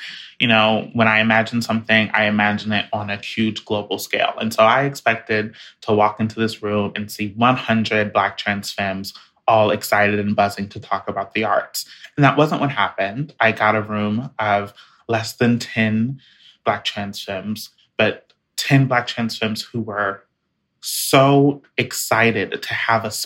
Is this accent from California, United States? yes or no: no; Jacksonville, Florida, United States; moved away as an adult; my hometown of Jacksonville